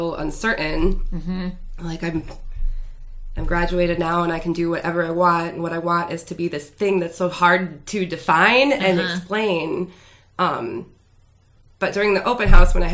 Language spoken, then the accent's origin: English; Grand Rapids, Michigan, United States; I grew up right across the street from Orchard View